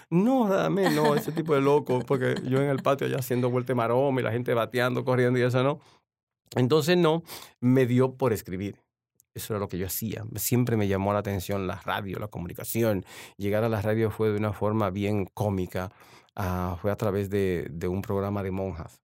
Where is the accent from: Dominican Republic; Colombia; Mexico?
Dominican Republic; San Pedro de Macorís; also born or lived in La Romana, Dominican Republic / Washington DC area, United States; now in Washington, United States; ya me crié en San Pedro de Macorís, ya ahí la ciudad de los peloteros.